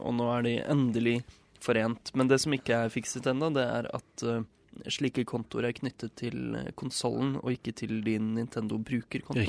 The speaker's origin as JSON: {"language": "Norwegian", "town": "Nesodden", "region": "Akershus", "country": "Norway", "also_born_or_lived": "northern Norway", "moved": "yes", "said": "hjemme på Nesodden"}